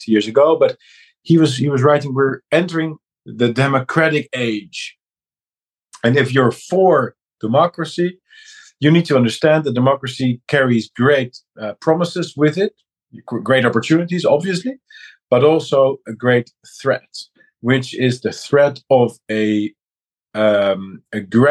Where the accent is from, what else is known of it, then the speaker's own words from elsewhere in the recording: Netherlands; also born or lived in Amsterdam; I'm a guy from the Netherlands